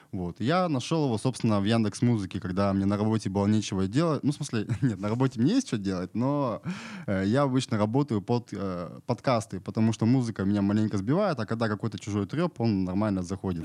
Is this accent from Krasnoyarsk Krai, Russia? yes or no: no; Irkutsk Oblast, Russia; now in Novosibirsk, Russia; сам я с Иркутской области